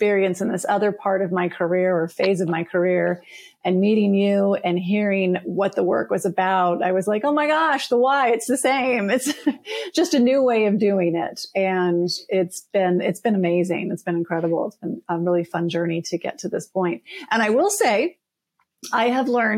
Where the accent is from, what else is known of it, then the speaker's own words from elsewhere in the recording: Colorado, United States; I am originally from Colorado